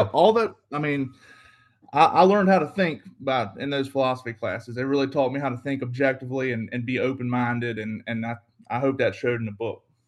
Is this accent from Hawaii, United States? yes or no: no; Carrsville, Virginia, United States; I'm from Southeast Virginia. I grew up in a small town called Carsville, uh, Virginia